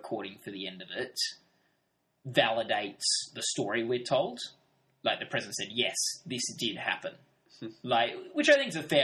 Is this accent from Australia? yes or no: yes; Australia; I'm from Australia.